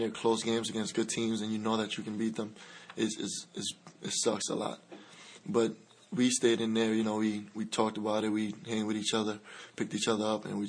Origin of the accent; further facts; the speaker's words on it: Dominican Republic; now in United States; I grew up in the Dominican Republic.